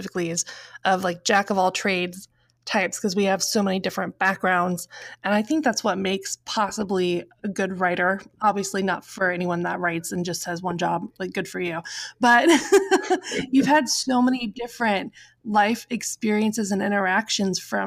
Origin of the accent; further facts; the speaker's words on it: Midwest, United States; I'm from the Midwest